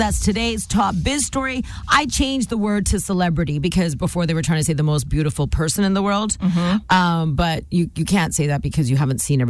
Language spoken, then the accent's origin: English; Nanaimo, British Columbia, Canada; moved away as an adult; also born or lived in Vancouver Island; now in South Surrey, Canada; I'm from Nanaimo. Okay. I grew up there. I know the island.